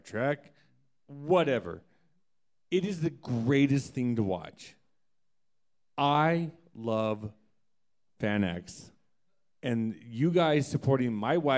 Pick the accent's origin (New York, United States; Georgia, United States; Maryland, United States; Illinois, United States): Georgia, United States; I'm from Georgia.